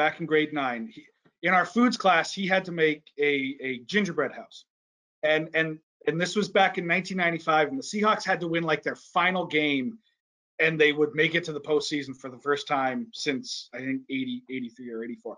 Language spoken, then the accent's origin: English; Vancouver, British Columbia, Canada; I was born and raised in BC